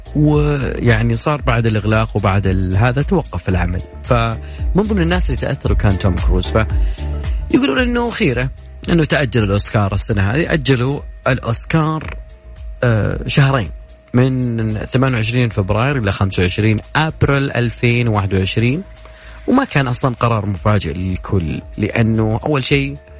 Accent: Saudi Arabia; احنا عندنا في السعوديه هنا

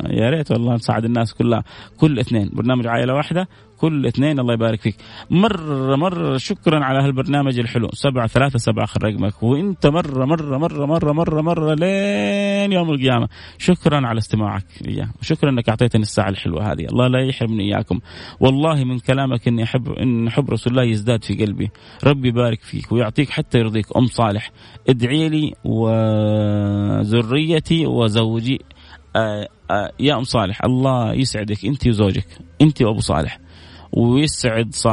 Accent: Jeddah, Makkah Province, Saudi Arabia; من جده

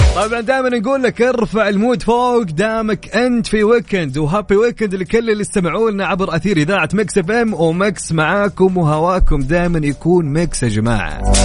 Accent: Jeddah and Mecca, Makkah Province, Saudi Arabia; حنا اهل جده ومكه

